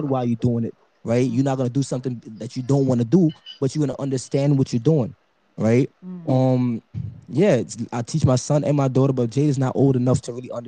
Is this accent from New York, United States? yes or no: yes; New York City, New York, United States; I was raised in Brooklyn, New York